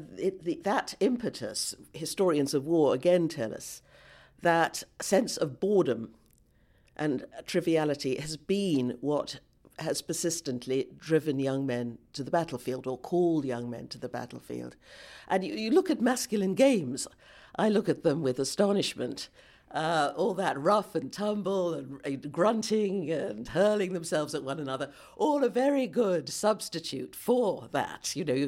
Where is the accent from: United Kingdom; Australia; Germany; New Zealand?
United Kingdom; because I am very aware as a British person of how much we have contributed. We British have contributed to the present disaster.